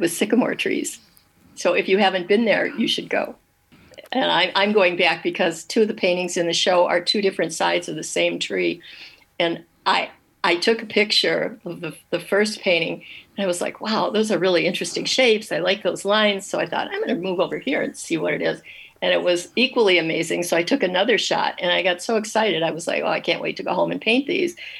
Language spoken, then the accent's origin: English; Dearborn, Michigan, United States; born or raised there; also born or lived in Detroit